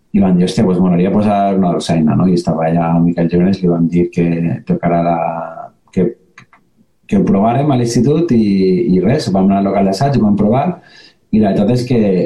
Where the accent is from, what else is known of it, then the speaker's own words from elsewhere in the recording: Valencian Community, Spain; la nostra València